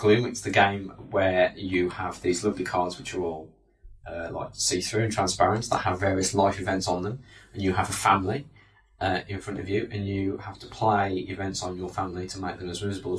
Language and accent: English; United Kingdom; We're just British, that's the way we pronounce it.